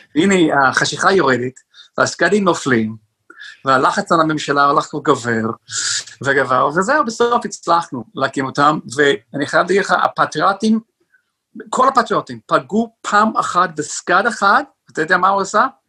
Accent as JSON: {"language": "Hebrew", "region": "northern New Jersey", "country": "United States", "tie": "born or raised there", "moved": "yes", "lives_now": "Israel", "said": "יש לי הורים שעדיין גרים באותו בית, איפה שגדלתי, בצפון ניו ג'רזי"}